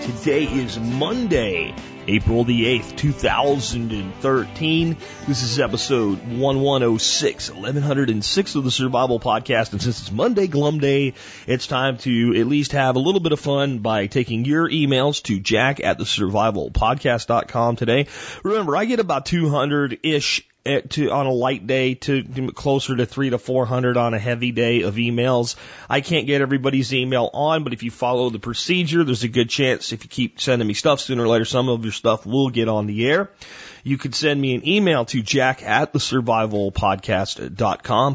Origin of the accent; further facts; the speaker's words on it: near Arlington, Texas, United States; Arlington Convention Center right here near my hometown